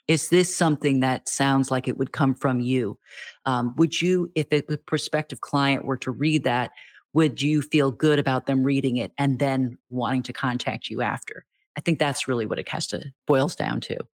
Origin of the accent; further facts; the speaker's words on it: United States; as an American